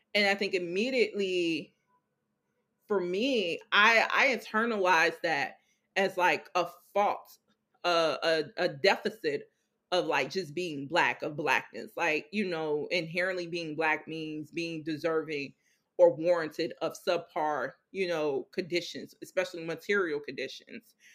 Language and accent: English; Chicago, Illinois, United States; Growing up in Chicago